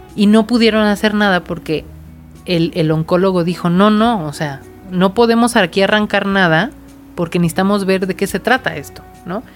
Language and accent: Spanish; Mexico; also born or lived in Querétaro